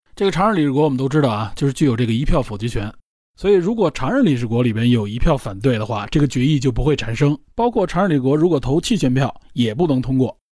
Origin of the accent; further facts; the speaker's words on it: China; 作为国人